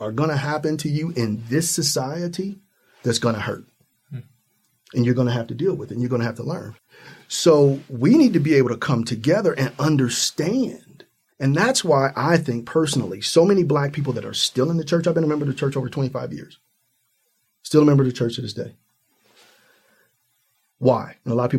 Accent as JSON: {"language": "English", "region": "Ohio", "country": "United States", "said": "I'm from Ohio, right at the Midwest"}